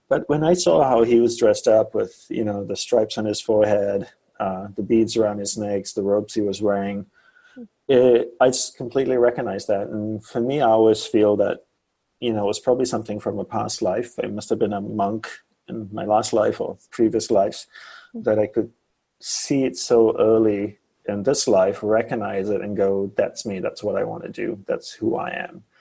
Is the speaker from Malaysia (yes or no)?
yes; Malaysia; born there; well, I was born in Malaysia, and I first had the thought to be a monk when I was around four or five years old.